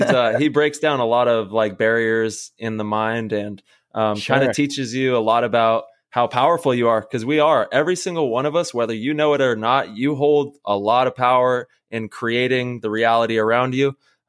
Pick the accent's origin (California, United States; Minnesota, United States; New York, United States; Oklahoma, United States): California, United States; Modesto; Shout out to Oakdale, bud. I grew up in Modesto and Oakdale was the city right next.